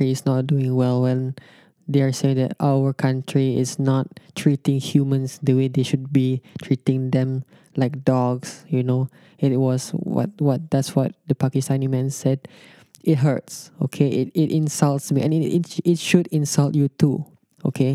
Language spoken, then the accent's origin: English; Malaysia